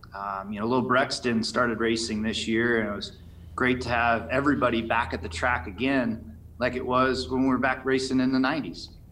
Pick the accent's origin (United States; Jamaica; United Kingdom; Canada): United States; Las Vegas, Nevada; Las Vegas my hometown